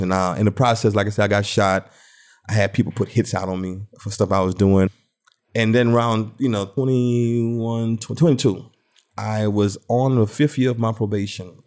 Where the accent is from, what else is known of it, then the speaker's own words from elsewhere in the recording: Thibodaux, Louisiana, United States; also born or lived in New Orleans, Louisiana; moved out in Thibodeau, Louisiana, and started growing up out there